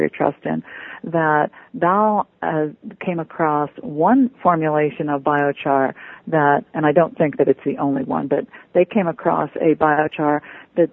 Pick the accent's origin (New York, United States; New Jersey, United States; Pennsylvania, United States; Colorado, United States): Pennsylvania, United States; just north of Pittsburgh; I grew up in Pennsylvania too. I was just north of Pittsburgh